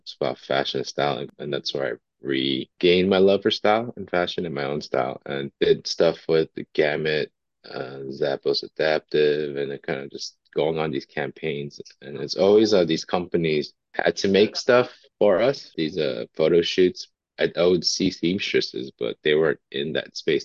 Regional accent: Montebello, California, United States; So I am born and raised in Los Angeles. I grew up in a city called Montebello, just east of Los Angeles

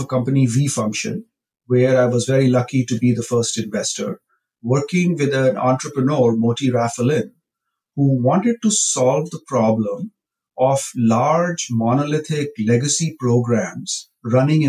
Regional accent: Rajasthan, India; now in Silicon Valley, United States; I grew up in India. My father was a farmer. We lived in a very rural part of India in a village

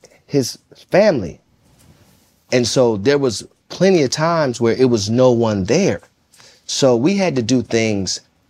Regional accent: Jonesboro, Arkansas, United States; I'm coming from Jonesboro, Arkansas.

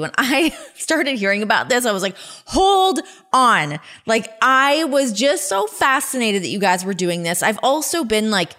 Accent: Ajax, Ontario, Canada; born or raised there

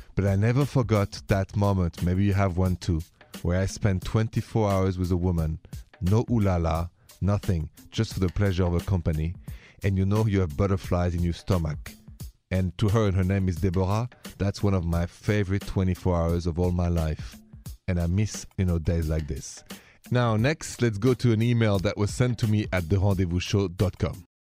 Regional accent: Paris, Île-de-France, France; I'm French romantic in my blood. I'm from Paris.

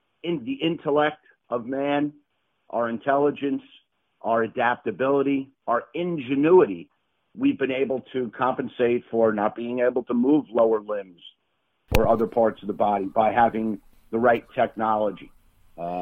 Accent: Floral Park, New York, United States; I was born and raised in Floral Park, Long Island, New York.

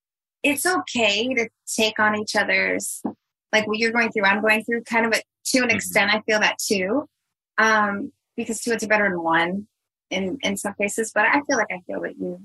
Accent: Chicago, Illinois, United States; I came from Chicago.

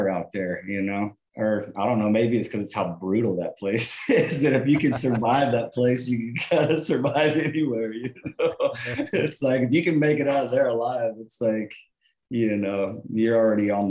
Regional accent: Hobbs, New Mexico, United States; we're both from Hobbs, New Mexico, where we were born and we talked about being kids

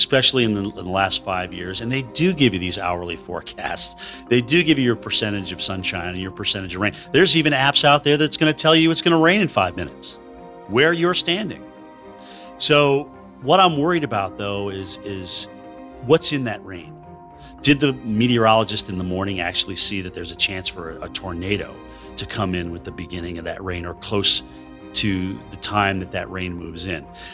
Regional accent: New England, United States; growing up in New England

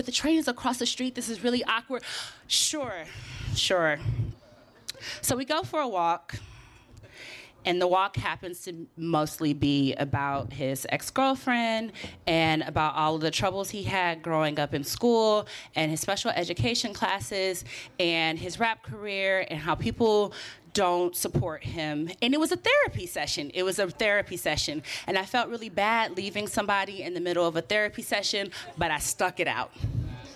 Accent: Oakland, California, United States; now in New York, United States; I'm from Oakland.

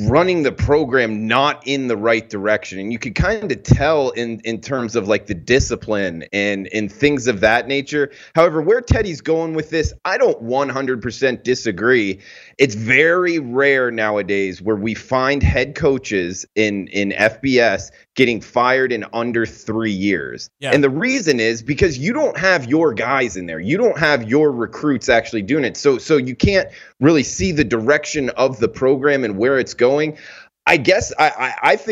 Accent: Florida, United States; growing up in Florida

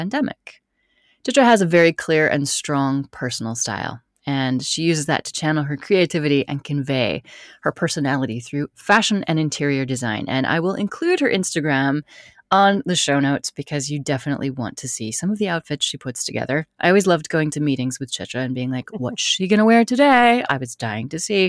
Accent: United States; I love being American

